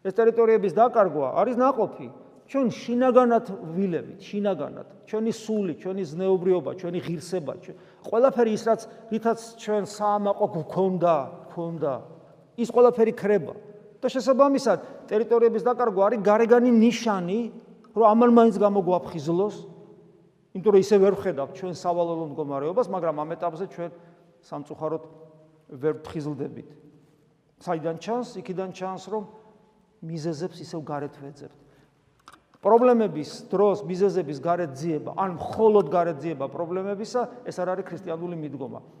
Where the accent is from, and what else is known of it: Georgia